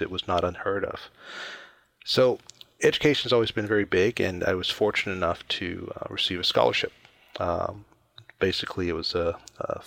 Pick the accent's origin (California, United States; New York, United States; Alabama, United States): Alabama, United States; moved away; I grew up originally in Alabama, in the southern U.S., a very small town, about 14,000 people